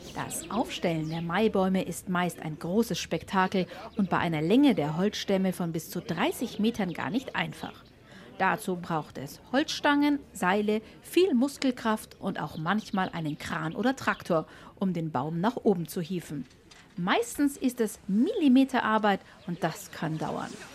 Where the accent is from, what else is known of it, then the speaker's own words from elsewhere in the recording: Bavaria, Germany; Bei uns in Bayern